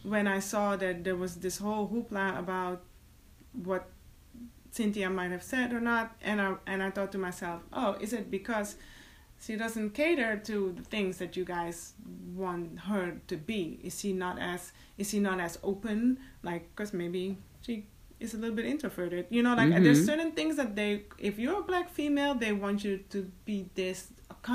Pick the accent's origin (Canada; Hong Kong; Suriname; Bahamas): Suriname; moved away; I was born in Suriname and that's my roots